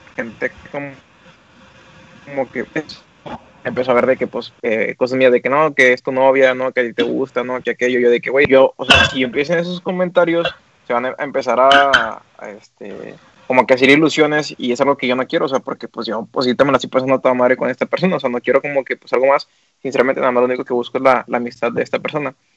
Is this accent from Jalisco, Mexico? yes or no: no; Monterrey, Nuevo León, Mexico; somos regios